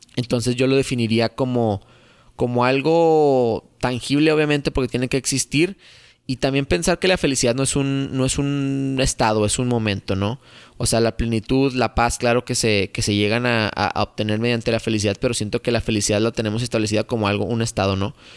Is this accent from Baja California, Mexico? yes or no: no; Torreón, Coahuila, Mexico; Yo soy de Torreón, Coahuila